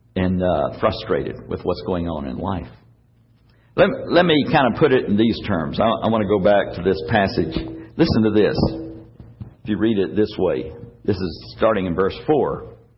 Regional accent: United States; we, as American believers

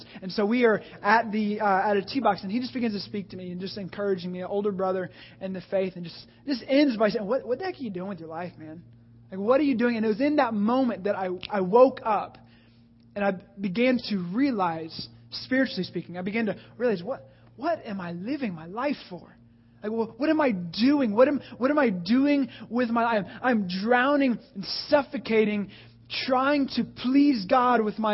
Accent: the Bible Belt, the South, United States; I grew up in the Bible Belt.

